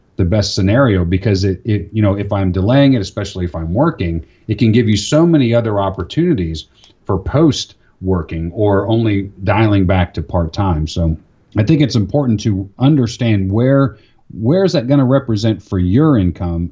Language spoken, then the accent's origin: English; Florida, United States; moved away; I grew up in Florida.